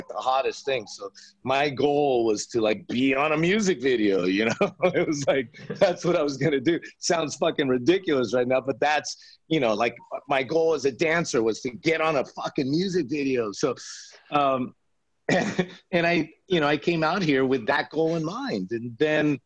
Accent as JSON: {"language": "English", "town": "Las Vegas", "region": "Nevada", "country": "United States", "tie": "born or raised there", "moved": "yes", "lives_now": "Los Angeles, United States", "said": "I grew up in Las Vegas"}